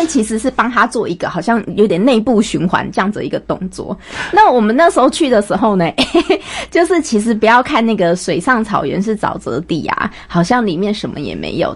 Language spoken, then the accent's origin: Chinese; Taipei, Taiwan; 我从小在台北长大，我， 我自己就是台北人